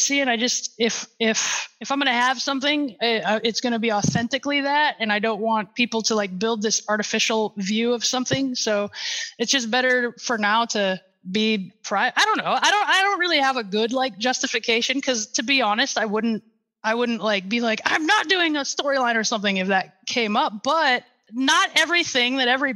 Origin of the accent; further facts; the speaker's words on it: Sioux Falls, South Dakota, United States; Sioux Falls, my hometown